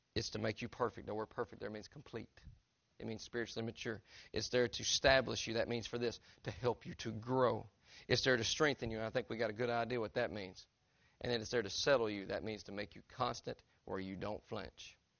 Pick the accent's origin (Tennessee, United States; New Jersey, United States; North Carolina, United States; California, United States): Tennessee, United States; I'm from Tennessee